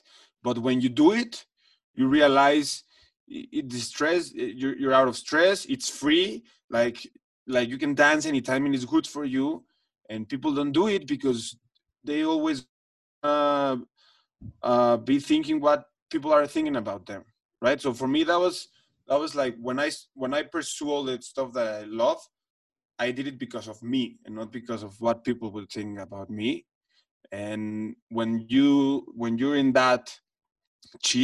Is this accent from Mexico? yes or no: yes; Mexico City, Mexico; I come from the Jewish community in Mexico City, which that's where I grew up.